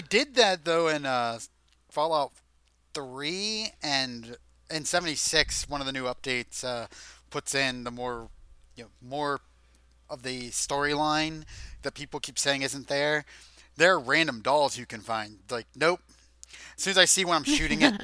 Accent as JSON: {"language": "English", "country": "United States", "said": "we're American"}